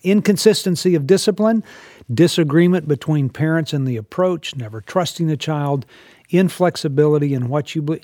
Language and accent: English; Texas, United States; I was raised in Texas